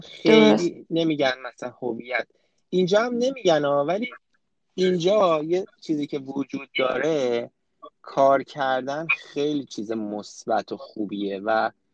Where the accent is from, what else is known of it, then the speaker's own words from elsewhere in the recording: Iran; moved away as an adult; also born or lived in France; now in Canada; فرهنگی که تو ایران باش بزرگ شدیم